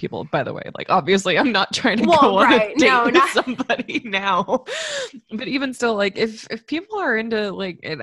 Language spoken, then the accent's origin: English; Florida, United States; growing up in Florida